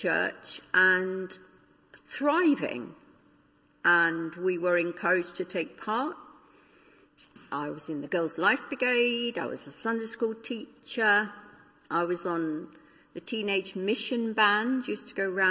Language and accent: English; London, United Kingdom; also born or lived in Africa / Windsor; I grew up in North London, a very typical suburban area.